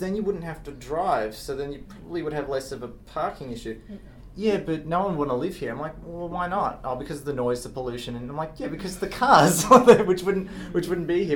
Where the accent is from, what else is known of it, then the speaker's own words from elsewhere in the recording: Australia; I'm from Australia